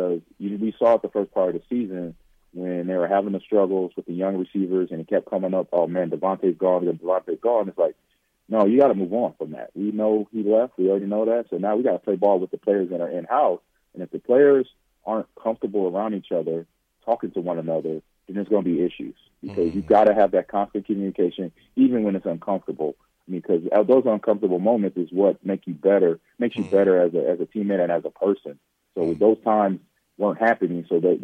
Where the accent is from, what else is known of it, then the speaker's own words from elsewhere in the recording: Los Angeles, California, United States; also born or lived in Nebraska; now in Wisconsin, United States; I'm born and bred. You know, I was born in Nebraska. Didn't quite raise. It wasn't raised there. I kind of grew up in Los Angeles a little bit.